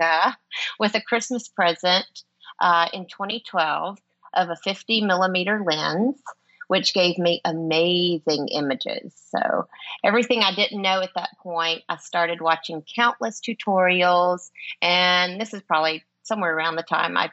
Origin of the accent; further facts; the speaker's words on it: Alabama, United States; I'm from Alabama